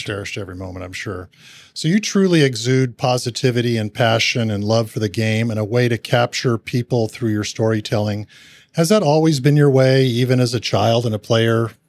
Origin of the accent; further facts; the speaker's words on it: San Gabriel, California, United States; we grew up in the same town in San Gabriel, California